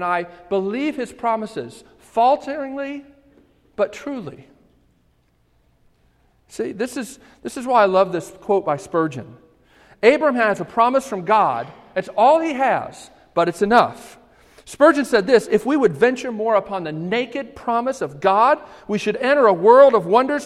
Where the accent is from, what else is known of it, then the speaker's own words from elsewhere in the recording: Baltimore, Maryland, United States; I grew up in Baltimore, and we lived on the highest hill in Baltimore County